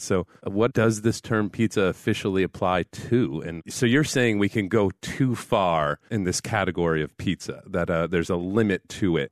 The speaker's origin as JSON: {"language": "English", "town": "New Haven", "region": "Connecticut", "country": "United States", "said": "I come from New Haven area and we have a pizza and it's known as one of the best pizzas in the world and I identify as a person from the New Haven area"}